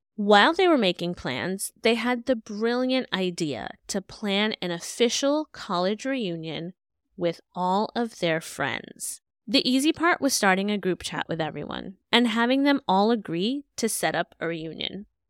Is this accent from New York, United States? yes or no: yes; New York City, New York, United States; I was born and raised in Brooklyn